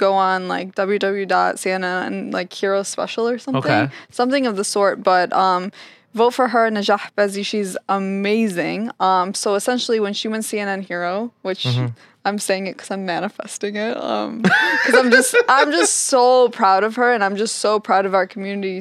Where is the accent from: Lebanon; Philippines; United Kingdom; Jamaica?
Lebanon; I'm from Lebanon. I'm mm-hmm. Lebanese